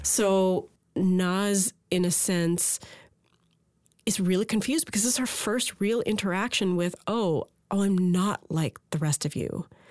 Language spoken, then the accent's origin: English; Port Moody, British Columbia, Canada; my hometown of Port Moody, British Columbia